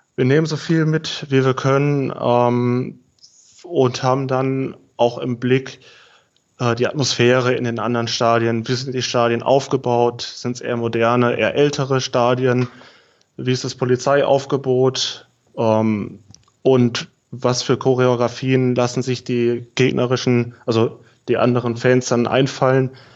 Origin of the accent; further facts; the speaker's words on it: near Aschaffenburg, Bavaria, Germany; moved away as an adult; also born or lived in Heidenheim; Ich komme ursprünglich aus der Nähe von Aschaffenburg.